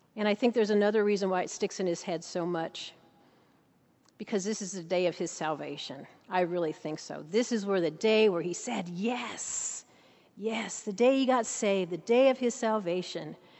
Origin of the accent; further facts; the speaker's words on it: Saint Paul, Minnesota, United States; now in Abingdon, Virginia, United States; I'm from Saint Paul, Minnesota